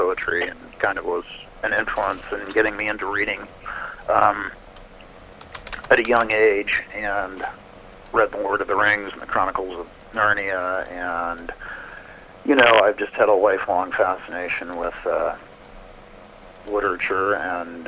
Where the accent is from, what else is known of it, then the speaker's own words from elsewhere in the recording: Kansas, United States; I've born and raised in Kansas